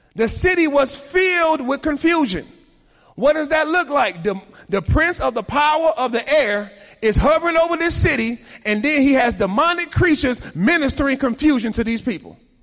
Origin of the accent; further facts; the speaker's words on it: Chicago, Illinois, United States; I was raised in Chicago at the time when black on black crime was most prominent.